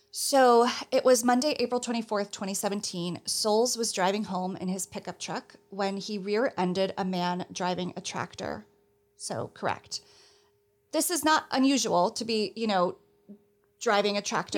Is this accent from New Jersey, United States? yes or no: yes; New Jersey, United States; moved away as an adult; now in New York City, United States; I'm from New Jersey and have lived my adult life in New York City